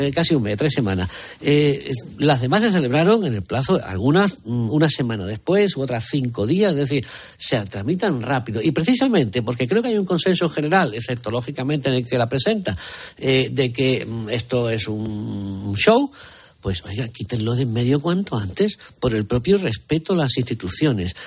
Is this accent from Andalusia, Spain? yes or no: yes; Seville, Andalusia, Spain; los sevillanos tenemos fama de ser especialmente ombliguistas